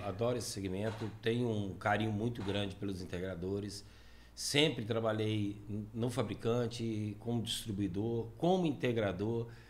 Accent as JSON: {"language": "Portuguese", "country": "Brazil", "said": "I'm from Brazil"}